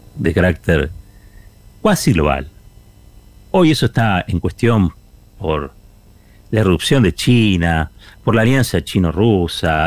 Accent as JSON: {"language": "Spanish", "country": "Argentina", "said": "Somos argentinos"}